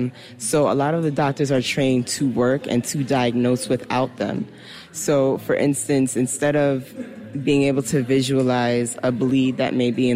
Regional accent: Newark, New Jersey, United States; moved away as an adult; now in Havana, Cuba; return back to my hometown and practice medicine

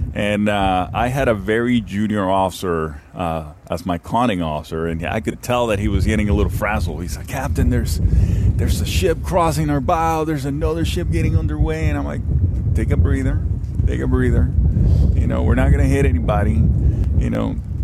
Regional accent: Miami, Florida, United States; Unfortunately, I'm from Miami, and let's not talk about that right now.

